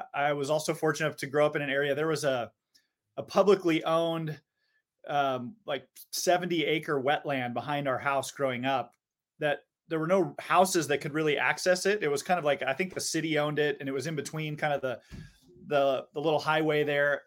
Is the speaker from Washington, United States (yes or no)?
yes; Seattle, Washington, United States; growing up in Seattle, you know, we all grow up staring at Mount Rainier